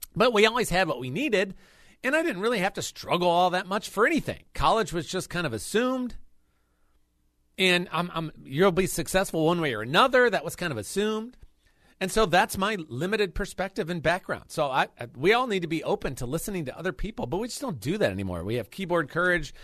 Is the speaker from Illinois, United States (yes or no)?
yes; Chicago, Illinois, United States; moved away; I'm a Chicagoan for the most part